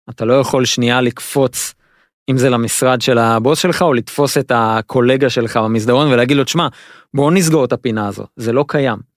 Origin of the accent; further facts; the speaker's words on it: Israel; לנו לישראלים יש אה, נטייה לחשוב שאנחנו אה, יודעים אנגלית